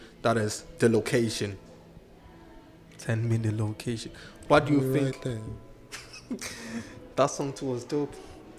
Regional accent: Ghana; or me being Ghanaian, I have different taste packs

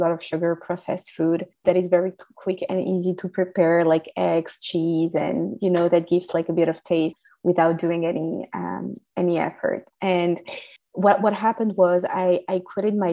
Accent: France; English is a second language; As you can hear from my accent, I was raised in France

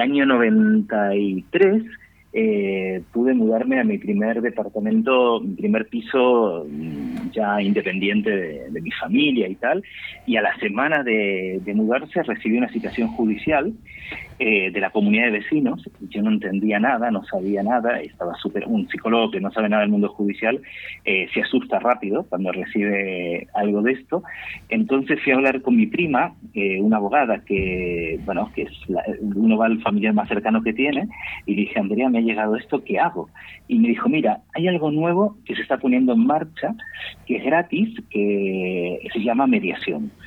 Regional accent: Buenos Aires, Argentina; now in Spain; Porteños somos los que nacimos dentro de la ciudad de Buenos Aires

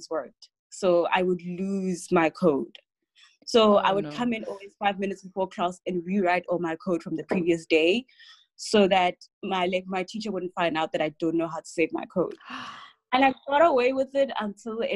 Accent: Rustenburg, North West, South Africa; I grew up in Rustenburg

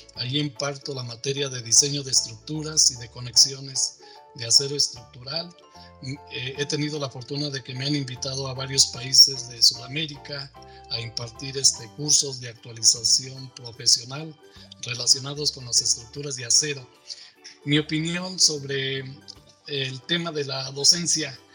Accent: Morelia, Michoacán, Mexico; now in Mexico City, Mexico; regresar a Morelia, a mi pueblo

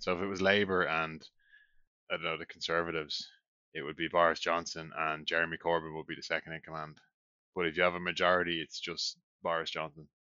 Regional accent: Ireland; now in Norway; We're from Ireland

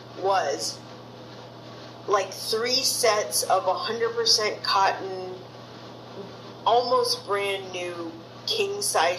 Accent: Boston, Massachusetts, United States; Yeah, Boston. I grew up in Jamaica Plain. It's a neighborhood of Boston.

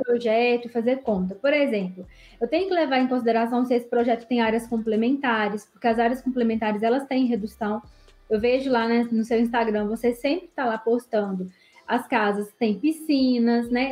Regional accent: interior of Minas Gerais, Brazil; sou daqui do interior de Minas, estou mais ou menos uns 90 quilômetros da capital

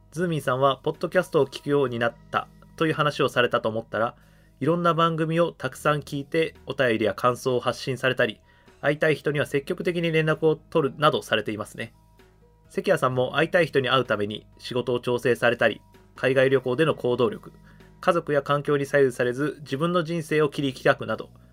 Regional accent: Kumamoto, Japan; moved away; 俺もともと熊本出身やから

